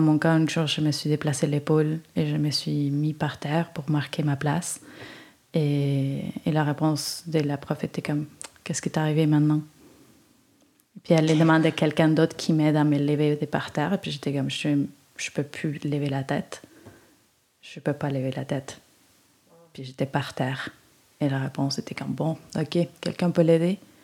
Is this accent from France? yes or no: no; Uruguay; French is a second language; moved away as an adult; also born or lived in Sherbrooke, Canada / Israel; now in Montreal, Canada